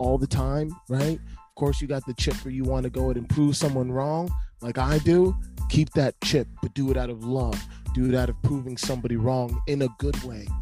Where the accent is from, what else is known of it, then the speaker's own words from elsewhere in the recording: Connecticut, United States; moved away as an adult; also born or lived in Ohio; I'm from Connecticut originally, New England cat